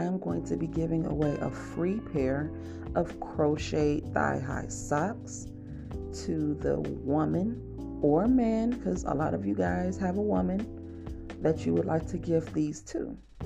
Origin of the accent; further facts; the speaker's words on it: Cleveland, Ohio, United States; moved away as an adult; also born or lived in Alabama; I'm from Cleveland